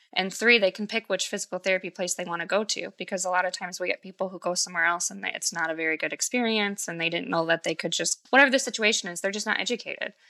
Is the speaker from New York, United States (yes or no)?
no; Michigan, United States; I'm from Michigan